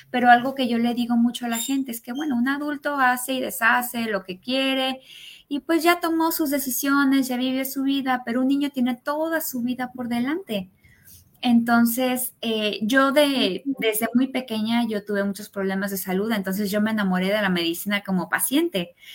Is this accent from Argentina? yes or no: no; Mexico; born there; also born or lived in United States; Yo nací en México, pero parte de mi vida vivía en Estados Unidos. En realidad tuve un, este, una crianza bilingüe porque mi papá es norteamericano y estudié en inglés hasta que entré a medicina aquí en México.